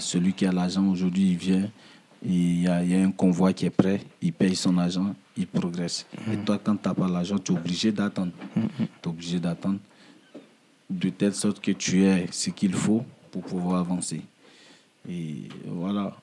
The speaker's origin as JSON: {"language": "French", "town": "Daloa", "region": "Haut-Sassandra", "country": "Côte d’Ivoire", "tie": "born or raised there", "moved": "as an adult", "lives_now": "Paris, France", "said": "je suis parti de ma ville natale, hmm. qui est Daloa. Daloa hmm. Voilà, en Côte d'Ivoire"}